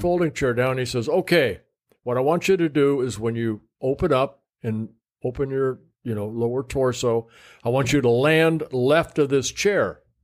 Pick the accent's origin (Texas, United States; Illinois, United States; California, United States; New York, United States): California, United States; Southern; also born or lived in Netherlands; when I grew up in Southern California